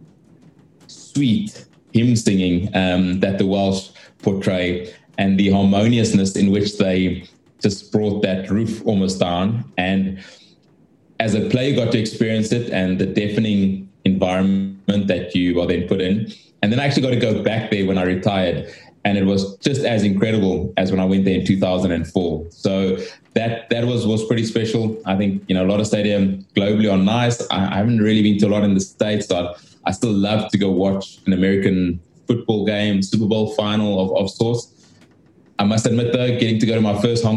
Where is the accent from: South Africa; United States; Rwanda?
South Africa; being South African